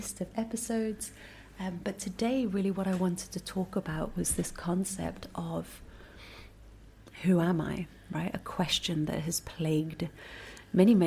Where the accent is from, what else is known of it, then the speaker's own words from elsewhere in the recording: United Kingdom; also born or lived in Singapore; I spent most of my life in the UK because I went to boarding school there and went on to, go to university there and work there